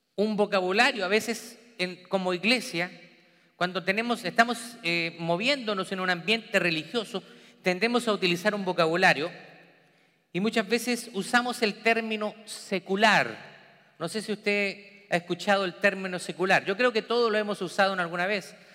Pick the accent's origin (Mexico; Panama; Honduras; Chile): Chile; moved away; trabajando en mi país natal, en Chile, diferentes trabajos.